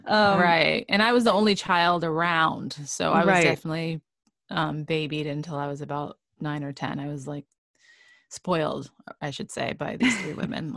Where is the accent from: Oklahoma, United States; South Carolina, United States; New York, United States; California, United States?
New York, United States; New York City; moved away; I grew up in New York City.